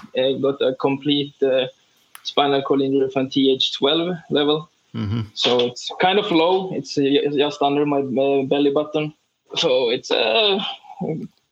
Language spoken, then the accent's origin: English; Sweden; we came from Sweden